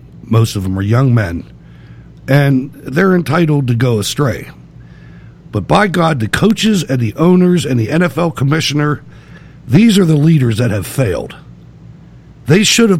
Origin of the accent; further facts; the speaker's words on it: Pittsburgh, Pennsylvania, United States; I was from Pittsburgh